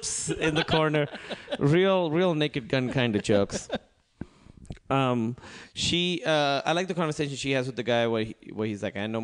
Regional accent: Pakistan; I'm from Pakistan.

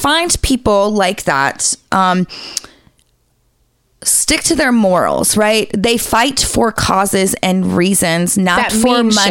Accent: United States; Like, I'm American

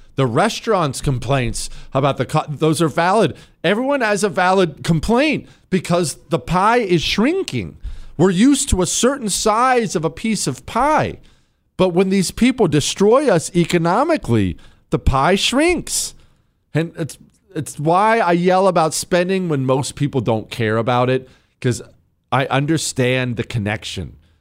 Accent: Charlotte, North Carolina, United States; I'm from Charlotte

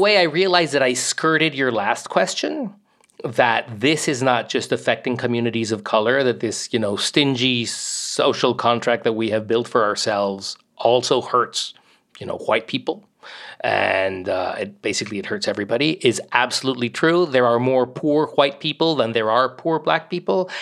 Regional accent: Mexico; now in United States; I grew up mostly in Mexico

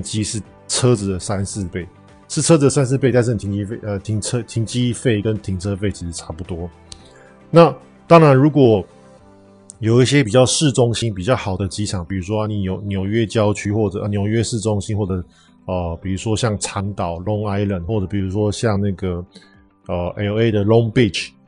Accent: Taiwan; 那我们台湾人到底有没有机会可以跟这个美美一样，能，能够全世界飞呢

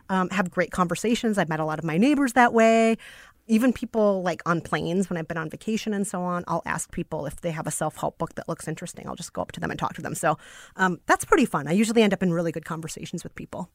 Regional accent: Minneapolis, Minnesota, United States; accent: Minnesotan; now in New York, United States; when I was growing up in Minneapolis

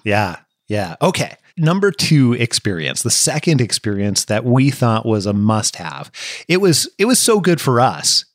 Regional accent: Washington, United States; we're from the States. We're from Washington State in particular

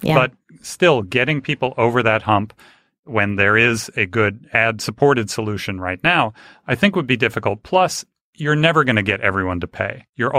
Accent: Los Angeles, California, United States; Now, I grew up in LA in Hollywood. My parents were both in the industry.

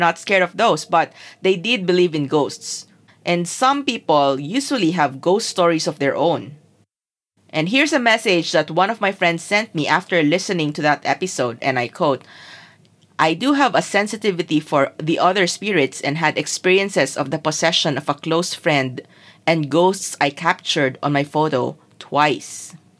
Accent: Zamboanga City, Zamboanga Peninsula, Philippines; I grew up in Zamboanga City, which was not the hometown of neither parent.

